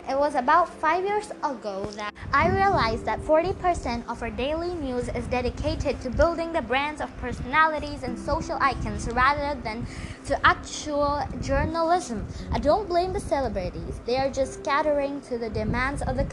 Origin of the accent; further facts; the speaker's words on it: India; I'm an Indian